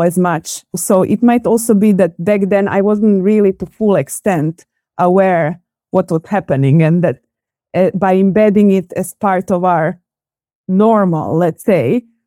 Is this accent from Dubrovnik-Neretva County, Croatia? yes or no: no; Zagreb, City of Zagreb, Croatia; born and raised in Zagreb, which is the capital of Croatia